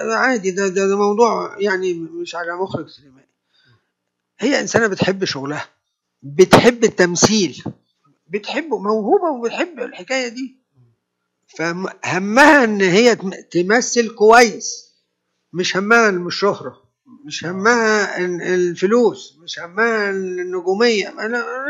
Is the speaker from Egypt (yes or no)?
yes; Egypt; انا مصري